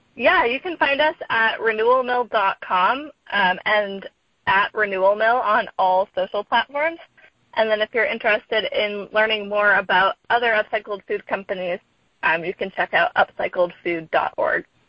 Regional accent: Sandwich, Massachusetts, United States; now in Oakland, United States; I'm originally from Massachusetts from a town called Sandwich

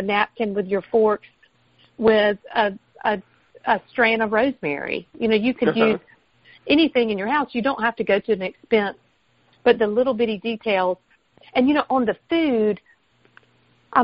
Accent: the South, United States; accent: Southern; my Southern accent

